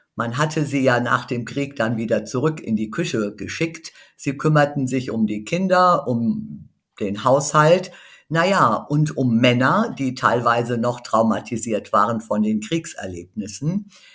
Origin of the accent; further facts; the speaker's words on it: a village in the Hunsrück, Rhineland-Palatinate, Germany; ich bin in einem Dorf im Hunsrück geboren, ich war eines der wenigen Mädchen, die überhaupt ein Gymnasium besuchen durften